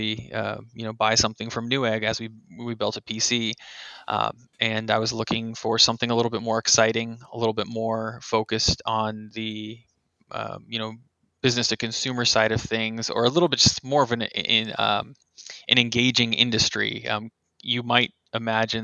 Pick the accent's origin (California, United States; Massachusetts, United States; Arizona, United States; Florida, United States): California, United States; San Bernardino; also born or lived in San Dimas, California / Riverside, California; I grew up actually my whole life in San Bernardino